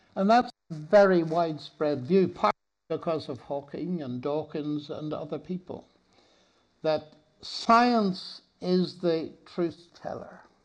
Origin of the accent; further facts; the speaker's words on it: Northern Ireland, United Kingdom; I'm from Northern Ireland